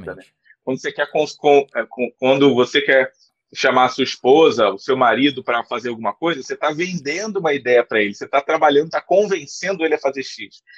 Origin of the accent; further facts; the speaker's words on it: Rio de Janeiro, Brazil; eu sou do Rio de Janeiro